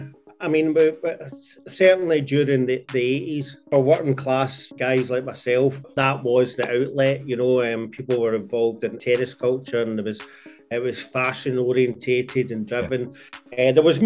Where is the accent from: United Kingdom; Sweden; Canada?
United Kingdom; Glasgow, Scotland; I'm from Glasgow